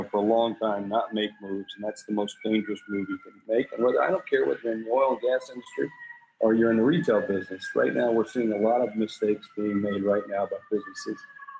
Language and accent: English; South Dakota, United States; also born or lived in various US states; Yeah, I'm from South Dakota. I'm a place that most people only know on a map. I grew up in a military family. My father was in the military. We lived all over the U.S. and we finally settled in South Dakota a couple times.